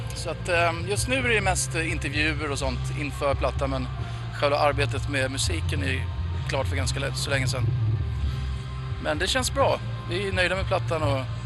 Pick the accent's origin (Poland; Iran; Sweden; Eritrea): Sweden; hemma i Sverige